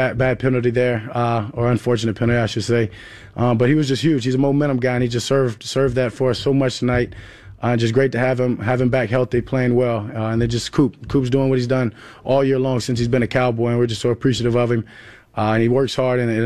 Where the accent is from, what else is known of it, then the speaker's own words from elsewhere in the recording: Louisiana, United States; now in Dallas, United States; my home state